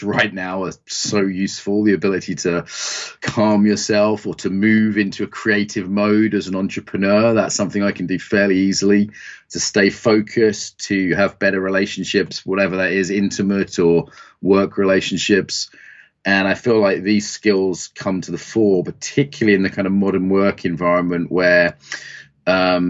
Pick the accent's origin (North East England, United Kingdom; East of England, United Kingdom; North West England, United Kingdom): East of England, United Kingdom; East Anglia; when I used to do farm work as a kid growing up in East Anglia